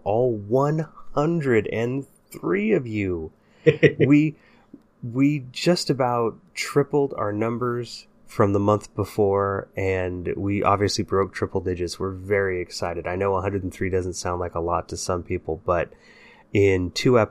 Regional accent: Bay Area, California, United States; growing up in the Bay Area in the 80s and 90s

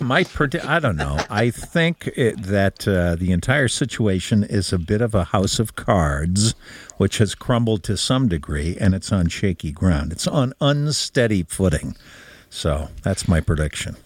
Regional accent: Bloomfield, Connecticut, United States; I'm from Bloomfield

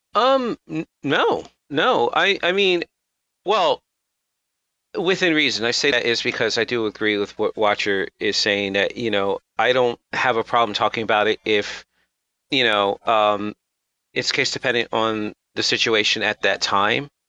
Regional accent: United States; I'm American, I'm black

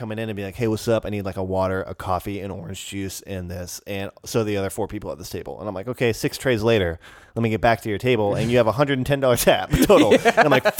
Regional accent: United States; And I'm so grateful that that is an option for me

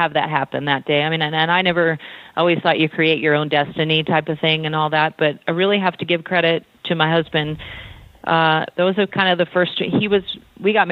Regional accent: California, United States; I had a really good youth growing up in California

